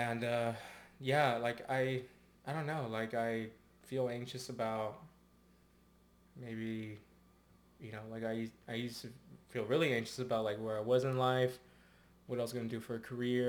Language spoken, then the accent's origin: English; Santa Barbara, California, United States; me growing up in Santa Barbara